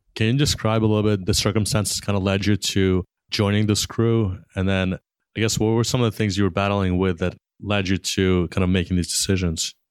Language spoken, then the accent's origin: English; New York, United States; growing up in New York